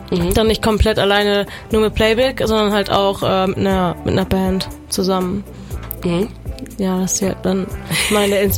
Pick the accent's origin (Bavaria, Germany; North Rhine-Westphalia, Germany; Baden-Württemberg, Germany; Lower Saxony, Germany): North Rhine-Westphalia, Germany; Cologne; Äh, ich komme aus Köln, ich bin 23.